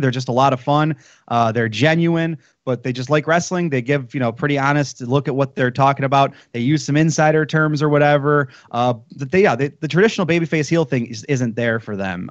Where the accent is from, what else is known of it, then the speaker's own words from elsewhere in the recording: Detroit, Michigan, United States; I'm from Detroit